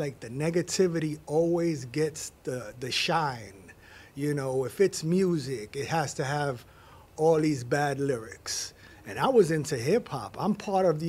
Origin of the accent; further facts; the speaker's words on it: New York City, New York, United States; I grew up in the Bronx. I'm from the Bronx